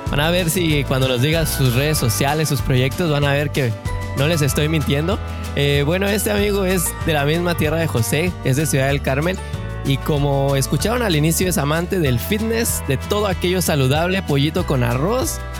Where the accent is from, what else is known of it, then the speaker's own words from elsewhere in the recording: Canada; born there; Nací, hablo y todo en Canadá.